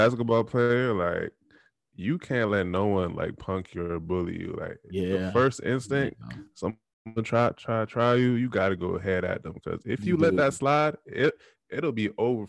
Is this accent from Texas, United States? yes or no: yes; Texas, United States; do you know where I'm from? I'm from Texas. I'm from this side of the third.